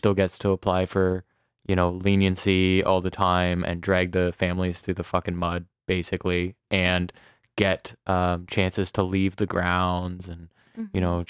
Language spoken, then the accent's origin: English; Canada; I was like, we are Canadian.